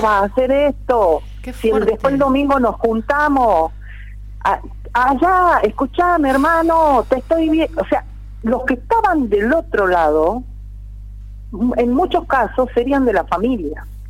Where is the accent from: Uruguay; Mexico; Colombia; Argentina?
Argentina; Kolla, Quebrada de Humahuaca, Jujuy; now in Purmamarca, Argentina; vivo en Pilcara, soy docente de la Universidad Nacional de Jujuy, eh, pero además soy colia, soy hija, nieta, mi familia hace más de 300 años que vive en la quebrada de, Mahuaca, en Rodero